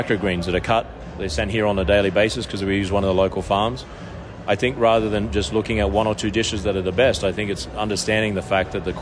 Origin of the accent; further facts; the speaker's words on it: Australia; now in Las Vegas, United States; how I am as an Australian